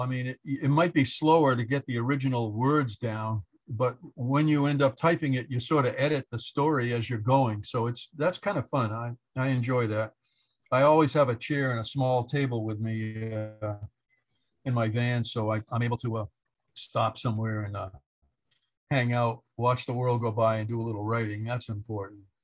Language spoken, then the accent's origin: English; Orleans, Massachusetts, United States; I grew up in the Lower Cape in Orleans